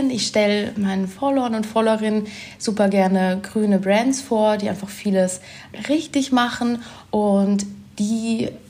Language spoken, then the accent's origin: German; Germany; now in Vienna, Austria; Ich komme eigentlich aus Deutschland, wohne jetzt aber schon sehr lange in Wien